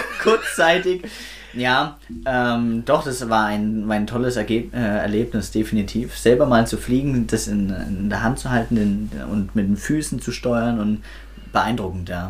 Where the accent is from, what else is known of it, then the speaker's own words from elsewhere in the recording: Swabia, Germany; da bin ich Schwabe